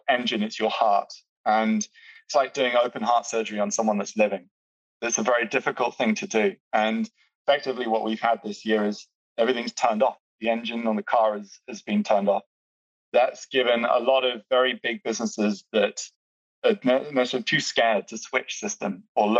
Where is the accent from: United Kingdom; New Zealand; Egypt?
United Kingdom; I'm British